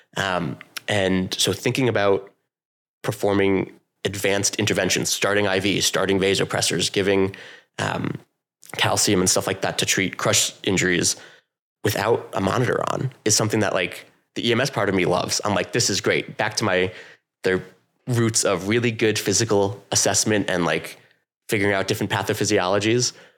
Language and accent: English; New York, United States; moved away as an adult; now in Vermont, United States; I come from New York, and I joined, like, the junior corps of the ambulance, and I started running there all throughout, uh, the rest of high school.